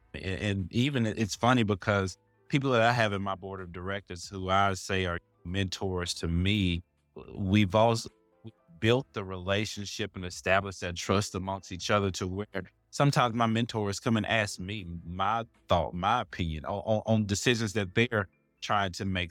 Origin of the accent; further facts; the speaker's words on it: Jackson, Mississippi, United States; also born or lived in Arkansas; now in Charlotte, United States; I'm originally from Jackson, Mississippi, currently living in Charlotte, North Carolina